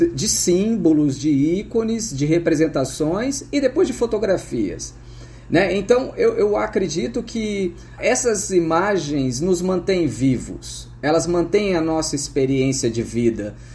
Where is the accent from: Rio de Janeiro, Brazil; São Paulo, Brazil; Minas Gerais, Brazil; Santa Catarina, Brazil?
São Paulo, Brazil; Franca; Eu sou do interior de São Paulo, da cidade de Franca